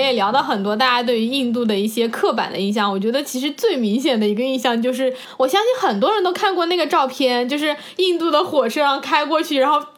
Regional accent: China; 我说我是从中国来的

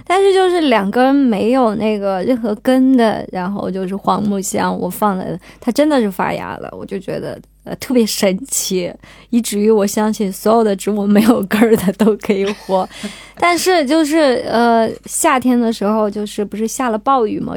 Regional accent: Qinghai, China; moved away; 我从小是生活在青海嘛，生活在草原上

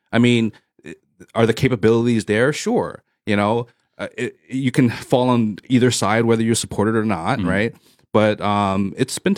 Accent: United States; now in China; being an American but Chinese background

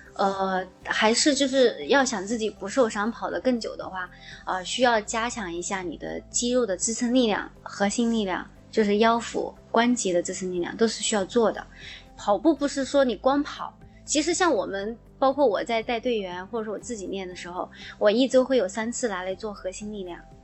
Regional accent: Guizhou, China; 我推荐一下大家去我的家乡旅游 因为贵州其实是一个旅游的好地方

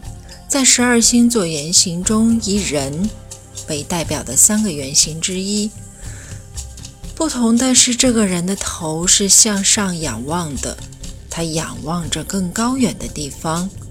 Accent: Inner Mongolia, China; 在我的家乡内蒙古，骏马都是驰骋在草原上。

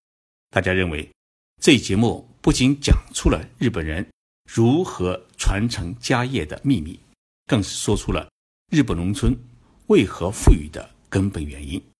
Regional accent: Shandong, China; 我们山东人

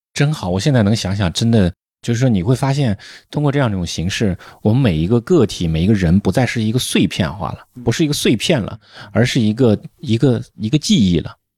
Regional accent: northern China, China; moved away as an adult; now in Shanghai, China; 我们在北方的长大的孩子，离水就会很远，基本上我小时候说是你能跑到什么水，水里面去玩的这种机会，一年可能才一次两次

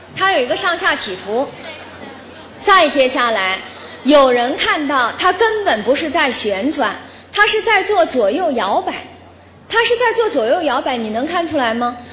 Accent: China; 我们中国人

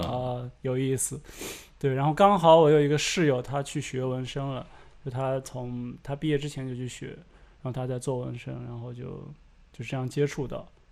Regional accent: the Northwest, Northwest China, China; moved away as an adult; also born or lived in Shanghai; 我来自西北，然后之前是在上海，啊，之前在上海大概待了有八年

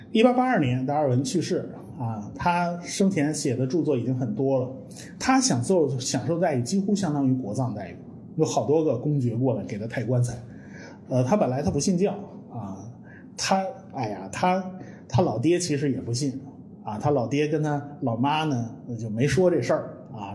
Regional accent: China; 我们中国人都懂

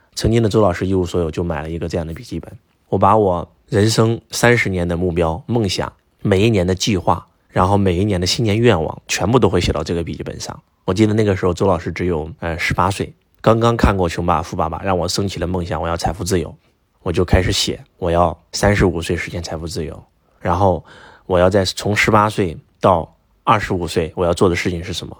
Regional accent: Henan, China; now in southern China; 我们过年回家，河南的传统是拜年的时候要给父母下跪啊

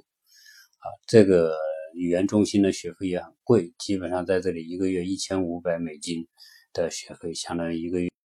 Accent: China; moved away as an adult; now in United States; 我们中国人的观念

